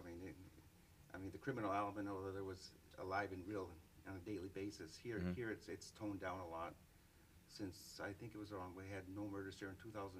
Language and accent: English; Los Angeles, California, United States; moved away as an adult; now in Aurora, United States; I grew up in East Los Angeles, and I've been living here since 1990.